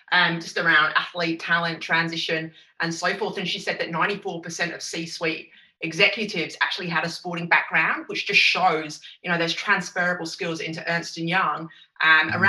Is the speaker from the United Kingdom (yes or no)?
yes; Essex, East of England, United Kingdom; I'm from Essex, so I'm a traditional Essex girl